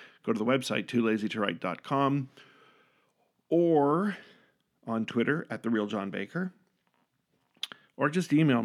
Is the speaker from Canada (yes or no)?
yes; Canada; now in United States; I'm Canadian, but I'm living in the States.